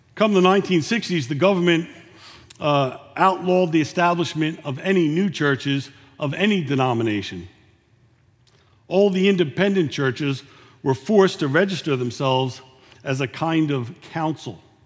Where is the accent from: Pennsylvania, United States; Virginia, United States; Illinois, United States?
Pennsylvania, United States; Philadelphia; now in San Antonio, United States; I'm from Philadelphia